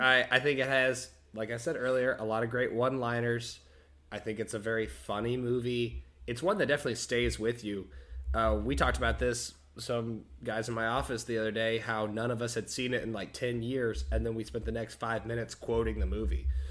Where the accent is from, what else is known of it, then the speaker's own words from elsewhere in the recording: Texas, United States; we're from Texas. We played football.